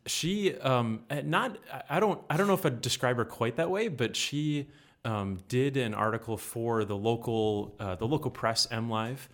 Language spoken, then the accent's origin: English; Muskegon, Michigan, United States; moved away as an adult; now in Grand Rapids, United States; I'm from Muskegon, so forty-five minutes away from Grand Rapids here